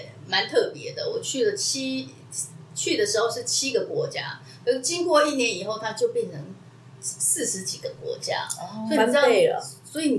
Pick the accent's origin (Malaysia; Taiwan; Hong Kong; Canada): Taiwan; moved away as an adult; also born or lived in Beijing, China; 可是我是台湾的身份哦